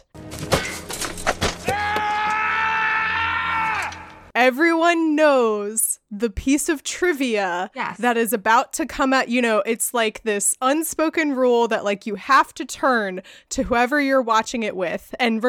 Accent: Ireland; You know, I'm Irish. I love potatoes.

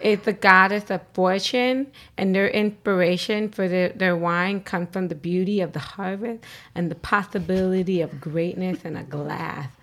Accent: Virginia, United States; moved away as an adult; now in New York, United States; I'm from Virginia

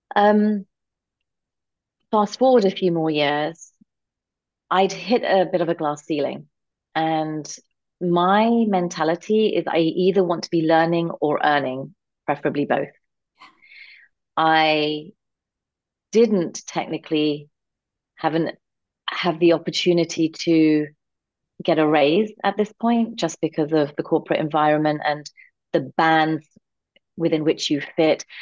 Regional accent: London, United Kingdom; born and raised in London, England, to um, as part of a conservative Indian family

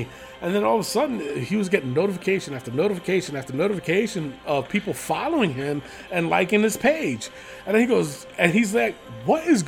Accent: New York, United States; now in Las Cruces, United States; but I'm originally from New York

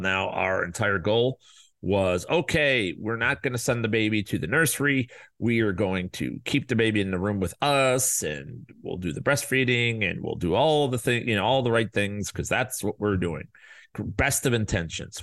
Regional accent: Chicago, Illinois, United States; now in Arizona, United States; we live in Arizona, and we're from Chicago.

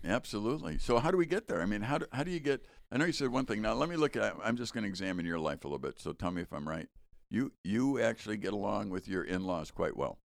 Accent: Chicago, Illinois, United States; We grew up in Chicago

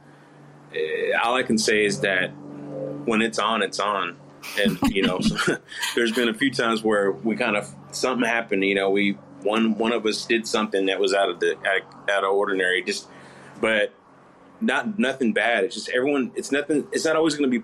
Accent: Fort Worth, Texas, United States; where I grew up in Fort Worth, over in Diamond Hill area

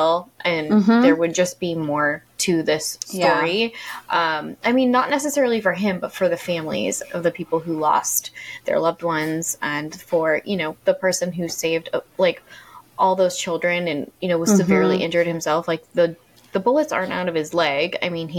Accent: Maine, United States; Lewiston, Maine, which is Jessica and my home state

